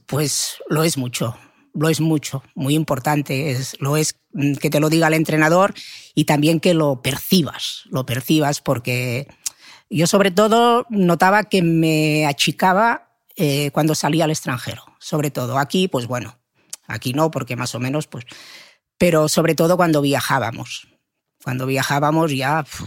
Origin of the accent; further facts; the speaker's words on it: Manresa, Catalonia, Spain; yo soy de Manresa